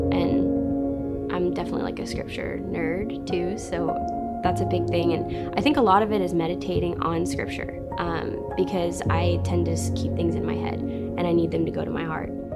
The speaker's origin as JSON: {"language": "English", "region": "Western North Carolina", "country": "United States", "tie": "born or raised there", "said": "I'm from Western North Carolina, little tiny town, middle of nowhere. Grew up in a really big family"}